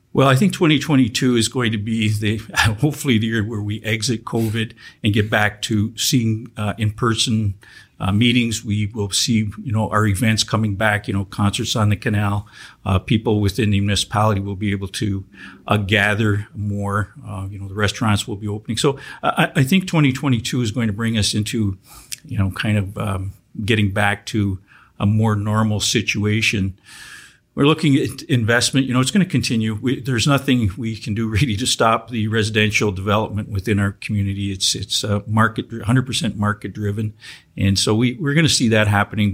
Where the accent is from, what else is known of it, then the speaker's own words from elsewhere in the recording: Welland, Ontario, Canada; growing up in Welland, uh, you know, I learned little, little, bits and pieces of French uh, through my friends.